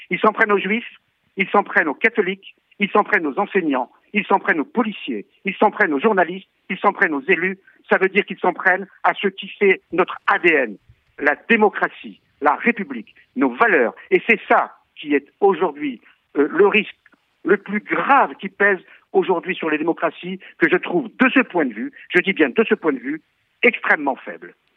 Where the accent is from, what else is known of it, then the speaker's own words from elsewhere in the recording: Algeria; now in France; je suis né en Algérie, et ma famille a subi des pogroms organisés par des musulmans qui faisaient des descentes, notamment dans les rues de Constantine